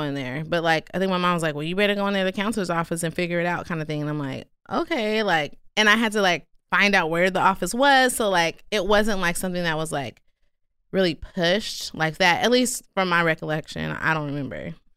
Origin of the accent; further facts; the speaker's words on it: Stockton, California, United States; also born or lived in Durham, North Carolina; I grew up in North Stockton